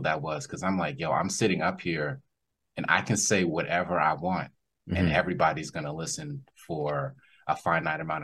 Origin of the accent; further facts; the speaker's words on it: Silver Spring, Maryland, United States; also born or lived in Atlanta, Georgia / Nigeria / Edo State; And then I came back to Silver Spring, Maryland, which is right outside DC. And I grew up in Silver Spring, Maryland.